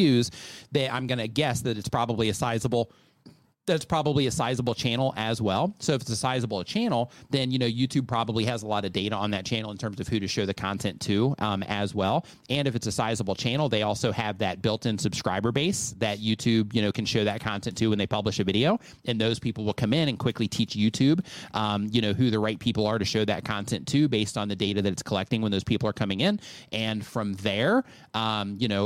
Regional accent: United States; moved away as an adult; now in Mexico; we grew up in the States, everything's built out of wood.

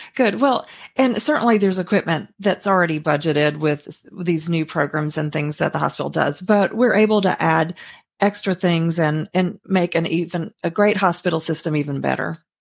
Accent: Mississippi, United States; moved away as an adult; now in Sarasota, United States; I'm originally from Mississippi, a very small town, about three thousand people.

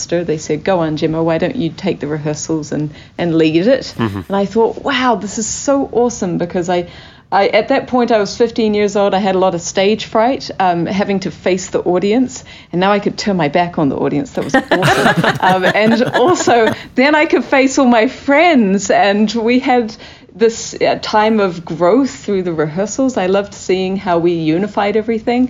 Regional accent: New Zealand; moved away as an adult; also born or lived in Christchurch; I come from New Zealand, which is a very small country.

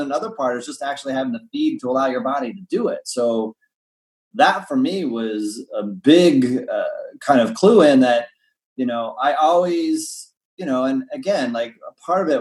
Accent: Indiana, United States; I grew up in Indiana

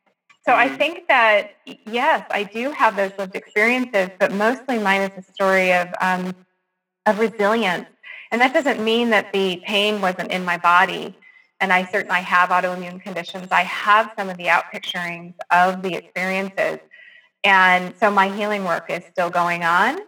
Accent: California, United States; I grew up in California in the late 60s and 70s

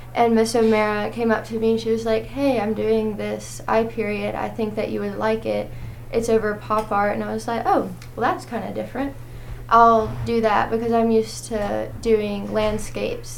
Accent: Rome, Georgia, United States; I'm from Rome, Georgia

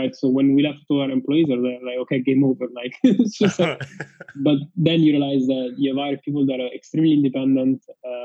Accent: Rome, Lazio, Italy; moved away; I'm from Rome, Italy, and my parents are in Rome.

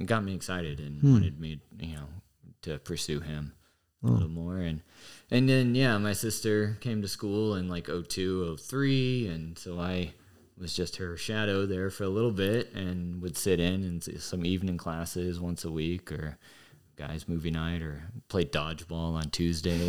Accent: Fredericksburg, United States; I grew up in Fredericksburg

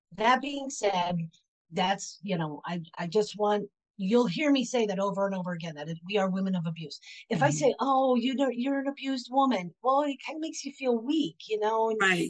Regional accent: Pennsylvania, United States; also born or lived in Florida; now in Knoxville, United States; I was born and raised in Pennsylvania, and I spent 30 years in Florida. And now I currently reside in Knoxville, Tennessee

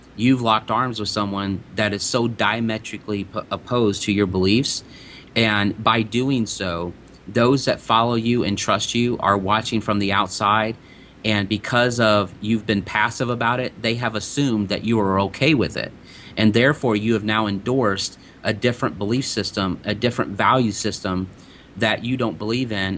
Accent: De Soto, Missouri, United States; growing up in DeSoto, Missouri

